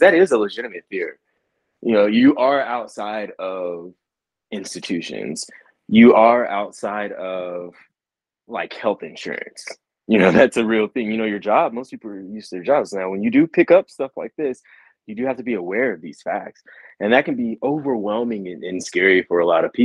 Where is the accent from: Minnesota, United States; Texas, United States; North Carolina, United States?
Texas, United States; West; I'm from West Texas and I'm from the Bible Belt